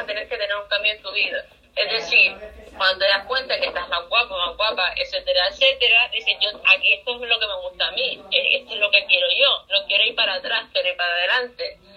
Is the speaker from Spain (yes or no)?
yes; Spain; Somos españoles